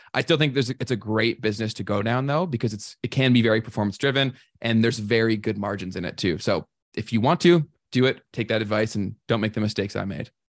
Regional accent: Toronto, Ontario, Canada; I was born and raised in, around Toronto.

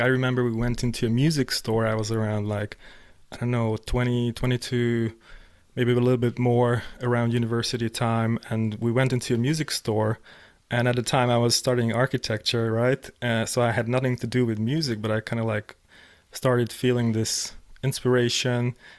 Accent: Hungary; I was growing up in Hungary

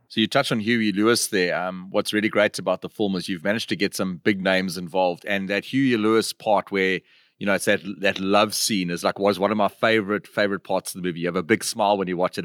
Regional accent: South Africa; as South Africans, you know, duck hunting is not something that is that big in in our country

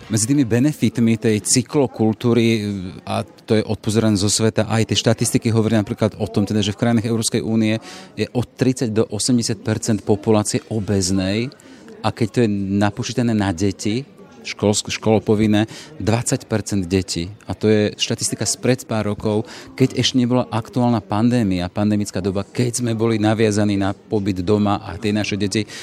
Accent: Liesek, Žilina Region, Slovakia; Ja som pôvodom z Oravy, Liesek

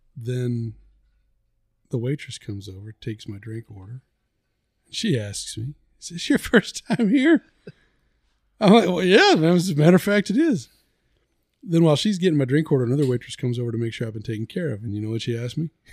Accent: the South, United States; we're from the South

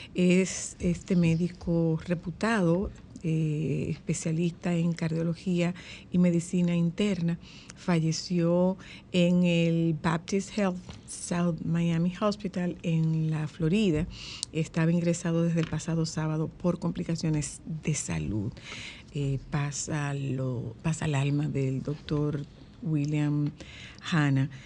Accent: Nagua, María Trinidad Sánchez, Dominican Republic; es de mi pueblo

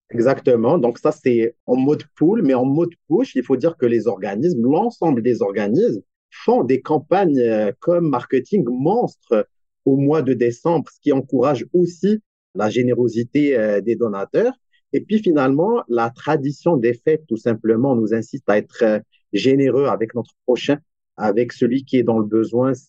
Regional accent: Morocco; now in Montreal, Canada; je soutiens aussi des initiatives basées au Maroc, mon pays d'origine aussi

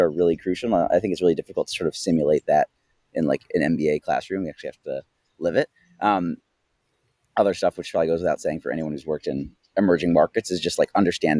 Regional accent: United States; as an American

